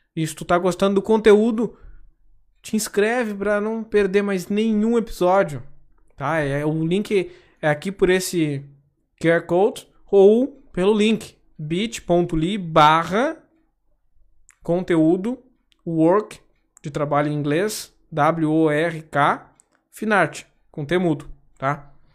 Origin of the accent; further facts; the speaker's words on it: Gaúcho, Rio Grande do Sul, Brazil; Se vocês não repara no tu, tá? Que eu sou gaúcho